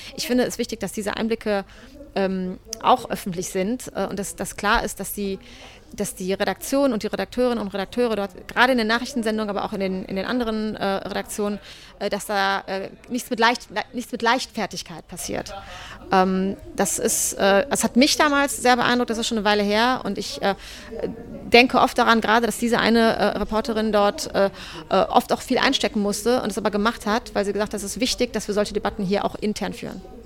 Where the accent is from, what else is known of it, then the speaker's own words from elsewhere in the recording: North Rhine-Westphalia, Germany; moved away as an adult; also born or lived in Berlin; zurück ins Rheinland, wo ich herkomme